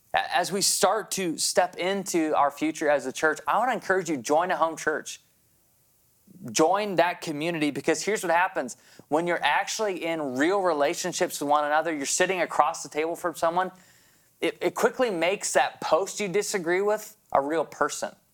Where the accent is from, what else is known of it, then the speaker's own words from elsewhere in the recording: Grand Rapids, Michigan, United States; moved away as an adult; also born or lived in New Brunswick, Canada; I was a transplant from Grand Rapids to the small province of New Brunswick